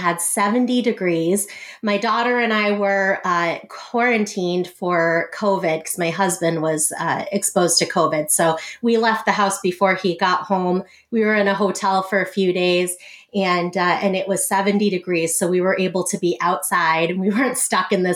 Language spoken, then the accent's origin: English; Boston, Massachusetts, United States; moved away as an adult; now in Iowa, United States; I grew up in Boston, Massachusetts, right outside of Boston. And I came to Iowa in 2007